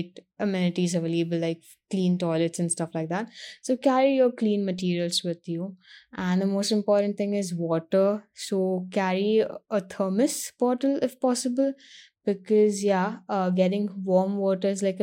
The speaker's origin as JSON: {"language": "English", "town": "Mumbai", "region": "Maharashtra", "country": "India", "said": "I'm from Mumbai, but the past some years I've been traveling a lot to the north of India."}